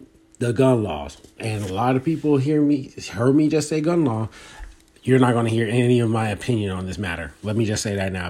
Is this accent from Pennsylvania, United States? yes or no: yes; Philadelphia, Pennsylvania, United States; I'd rather go back to Philly because that's where I'm from.